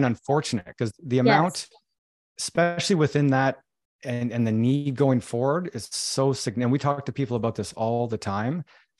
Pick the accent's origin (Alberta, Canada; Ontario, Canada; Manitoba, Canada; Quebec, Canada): Quebec, Canada; moved away; I'm from Quebec